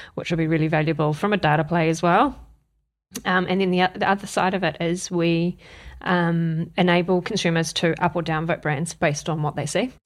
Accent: Wellington, New Zealand; moved away as an adult; now in Auckland, New Zealand; I'm from Wellington originally

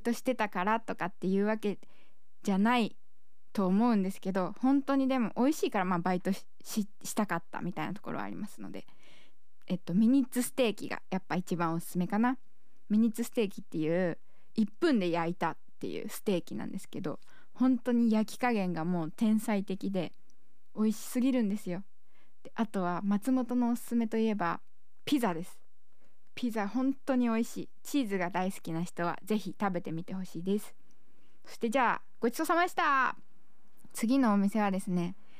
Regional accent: Setouchi, Okayama, Japan; 私の地元でもある瀬戸内市

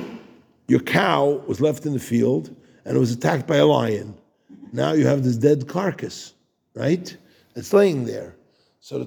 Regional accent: United States; today we live in America. We're Americans

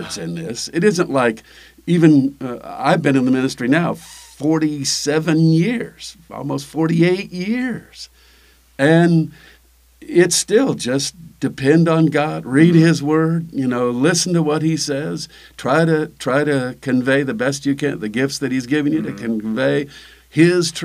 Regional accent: Illinois, United States; We grew up in Illinois

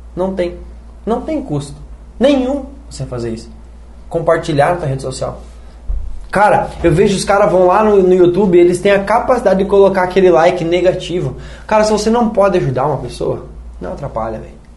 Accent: Medianeira, Paraná, Brazil; moved away as an adult; also born or lived in Goiânia; Nasci em Medianeira

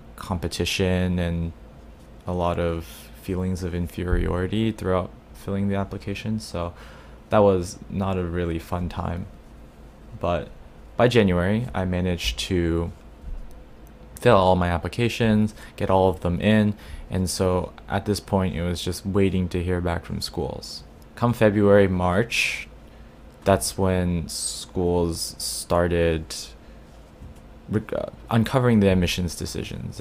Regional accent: Dallas, Texas, United States; now in New York, United States; my hometown in Dallas

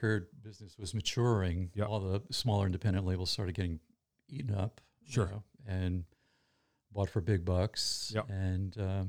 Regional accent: Boston, Massachusetts, United States; So I immediately kind of became his guy because I came from Boston as well.

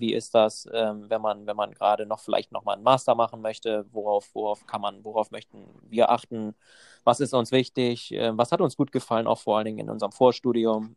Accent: Germany; moved away as an adult; also born or lived in Copenhagen; ursprünglich komme ich aus Deutschland

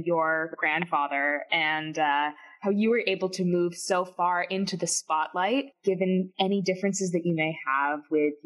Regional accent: Massachusetts, United States; I'm from Massachusetts

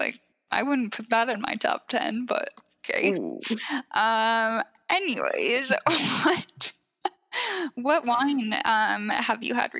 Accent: Pacific Northwest, United States; I am from the Pacific Northwest

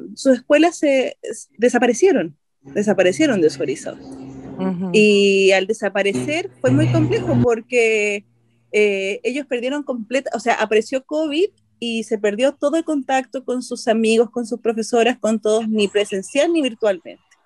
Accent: Chile; also born or lived in Colombia; yo soy eh, chilena colombiana.

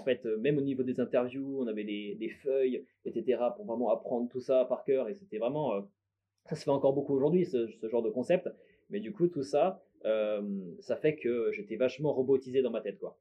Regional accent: Bourgogne-Franche-Comté, France; also born or lived in Lyon / Besançon / Dijon; je suis né à Lyon de base. Et euh, ensuite, j'ai plus vécu en Franche-Comté, vers Besançon, Dijon.

